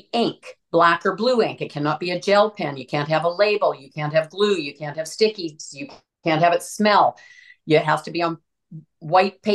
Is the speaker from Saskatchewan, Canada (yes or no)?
yes; Saskatchewan, Canada; now in Alberta, Canada; I'm from Saskatchewan